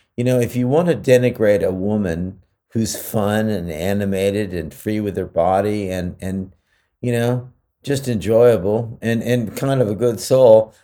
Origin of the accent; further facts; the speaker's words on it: California, United States; I'm from California